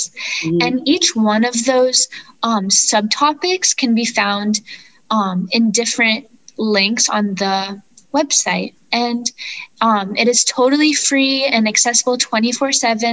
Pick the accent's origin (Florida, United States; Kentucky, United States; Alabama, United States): Florida, United States; I am from Florida